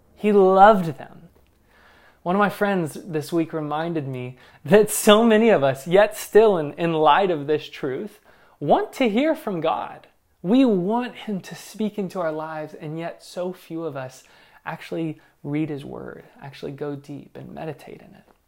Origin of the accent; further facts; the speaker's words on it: Northern Kentucky, Southern Indiana, United States; moved away; I'm from Southern Indiana, Northern Kentucky